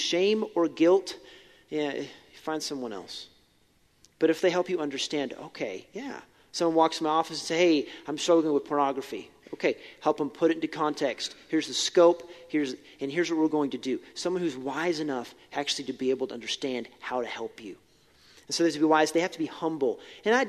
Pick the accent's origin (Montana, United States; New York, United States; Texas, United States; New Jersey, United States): Montana, United States; Billings; I grew up in Billings. I graduated from West